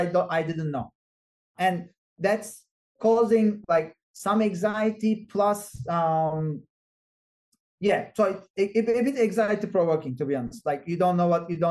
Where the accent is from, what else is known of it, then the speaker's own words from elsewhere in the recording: Turkey; moved away as an adult; now in Boston, United States; I'm originally from Turkey, so I know the culture